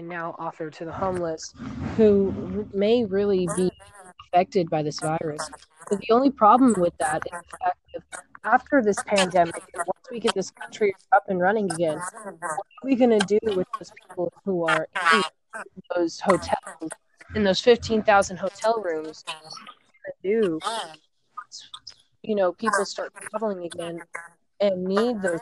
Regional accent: Oregon, United States; moved away; I was actually born in Oregon and I lived there for halfway through the recession of 08

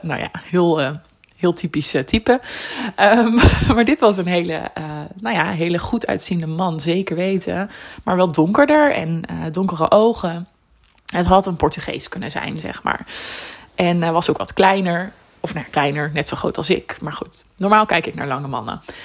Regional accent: Netherlands; ik kom uit Nederland.

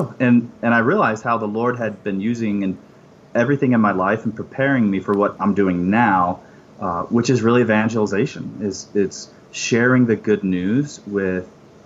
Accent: Phoenix, Arizona, United States; I grew up in the Phoenix area

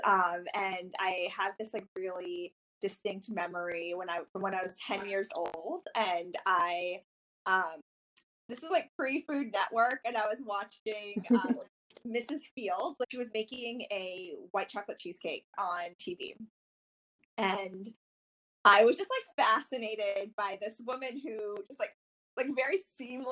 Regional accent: North Carolina, United States; I grew up in North Carolina

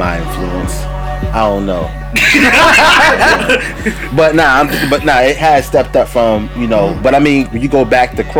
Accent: New York City, New York, United States; I was from Brooklyn

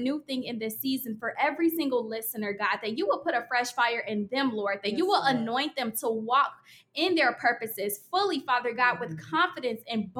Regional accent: Oak Park, Illinois, United States; I am from the Chicago area as well. I'm from Oak Park, Illinois

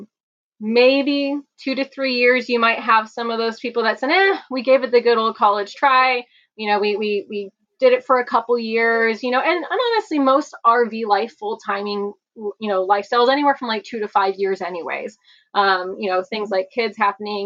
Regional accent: California, United States; I grew up here in California

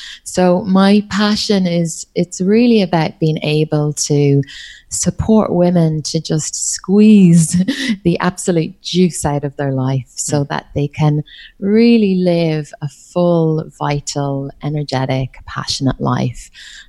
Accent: Ireland; accent: Irish; now in Australia; I'm Irish, but my accent is hard to pick up because I've been living in Australia. Gosh, I think it's coming up on maybe 14 years now. So yeah, you can hear the Irish accent, I think, every so often

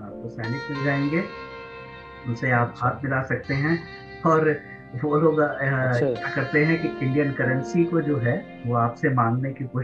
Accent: Varanasi, Uttar Pradesh, India; जब हमने बताया कि हम वाराणसी से हैं

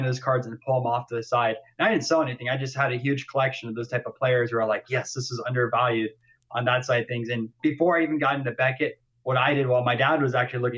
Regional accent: Florida, United States; I'm from Florida

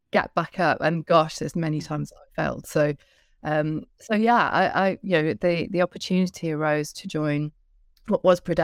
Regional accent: Barry, Wales, United Kingdom; So I was from South Wales. Barry Island, born into an Irish family, so very Celtic, warm, curious family

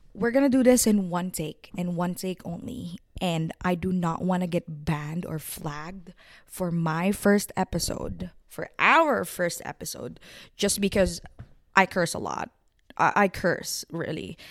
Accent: Philippines; moved away as an adult; now in Vancouver, Canada; I have moved to Vancouver, Canada in twenty nineteen. I am from the Philippines. I am a Filipina

